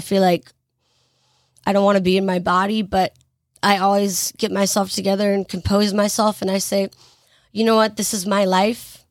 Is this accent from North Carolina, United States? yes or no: yes; Greensboro, North Carolina, United States; I am from Greensboro, North Carolina. I have lived here my entire life.